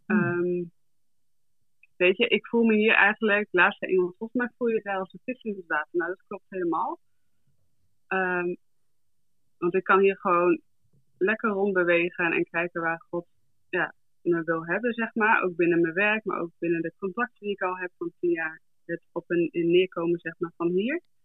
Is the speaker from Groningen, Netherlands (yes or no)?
yes; Groningen, Netherlands; now in South Africa; ik ben geboren en getogen in Groningen, in Dorkwet.